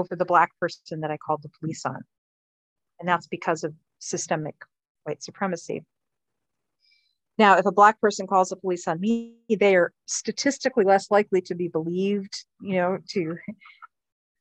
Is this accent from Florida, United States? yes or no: yes; Miami, Florida, United States; I grew up in Miami.